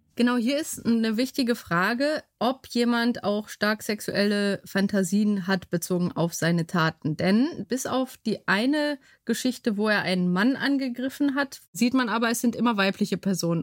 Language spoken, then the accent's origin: German; Bottrop, North Rhine-Westphalia, Germany; also born or lived in Bytom, Upper Silesia, Poland; Und wir sind dann in Bottrop gelandet